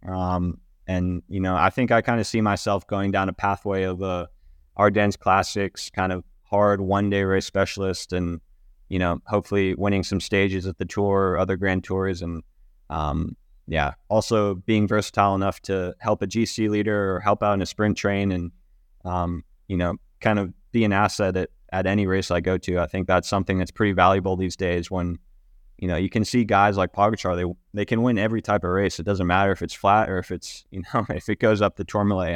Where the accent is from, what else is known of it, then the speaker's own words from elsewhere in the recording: United States; moved away as an adult; as an American rider trying to come over and, and race in Europe